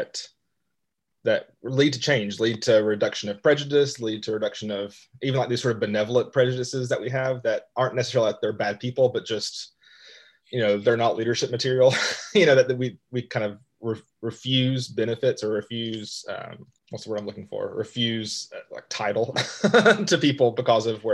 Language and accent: English; Western North Carolina, United States; moved away as an adult; also born or lived in Ecuador / Chile; now in Rock Hill, United States; I grew up in Western North Carolina